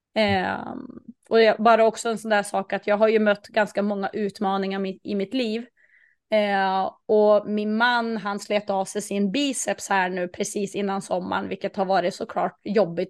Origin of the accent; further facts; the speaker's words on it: Norrland, Sweden; jag är ju jag är norrlänning